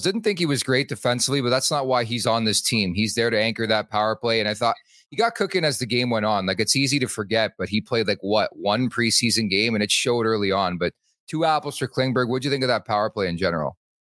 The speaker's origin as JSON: {"language": "English", "town": "Montreal", "region": "Quebec", "country": "Canada", "moved": "yes", "said": "I'm from Montreal"}